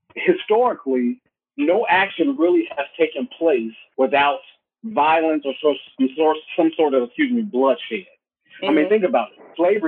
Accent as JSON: {"language": "English", "country": "United States"}